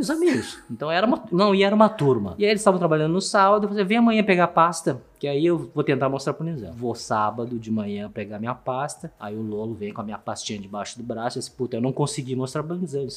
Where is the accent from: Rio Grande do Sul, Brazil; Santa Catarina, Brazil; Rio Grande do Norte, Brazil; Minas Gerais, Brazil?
Rio Grande do Sul, Brazil; Porto Alegre; Portuguese is a second language; moved away as an adult; also born or lived in Taipei, Taiwan; now in São Paulo, Brazil; A gente foi, a gente foi pra Porto Alegre minha infância toda, adolescência toda foi em Porto Alegre